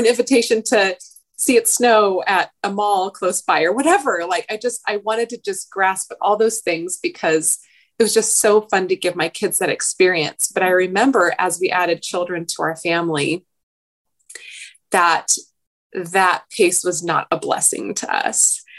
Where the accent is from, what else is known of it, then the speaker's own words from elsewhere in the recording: Oregon, United States; now in Southern California, United States; I grew up in Oregon, which by its nature, at least where I grew up, just was a slower pace than down here.